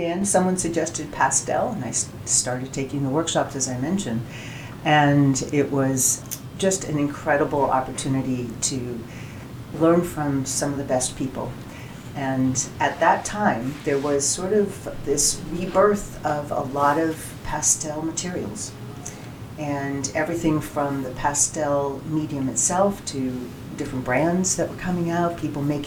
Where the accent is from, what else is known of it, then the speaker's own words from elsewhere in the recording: Boston, Massachusetts, United States; moved away as an adult; now in Central Oregon, United States; I'm originally from Boston, so you can imagine the environment there